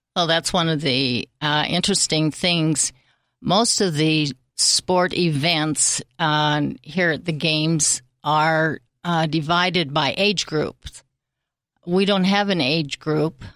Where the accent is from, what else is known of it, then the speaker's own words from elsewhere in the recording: Salt Lake City, Utah, United States; Salt Lake.